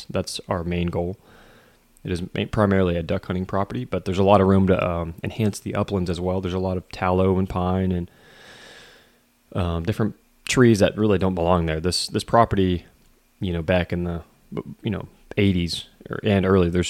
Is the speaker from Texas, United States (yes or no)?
yes; Texas, United States; It's a company I'm familiar with growing up in Southeast Texas.